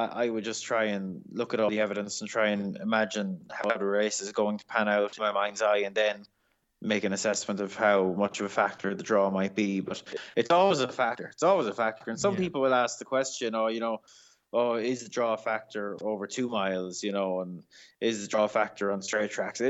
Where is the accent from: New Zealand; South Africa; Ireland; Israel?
Ireland; As an Irish person